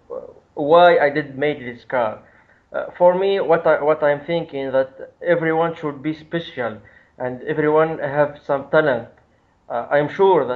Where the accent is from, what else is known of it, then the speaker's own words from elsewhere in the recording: Tunisia; I'm from Tunisia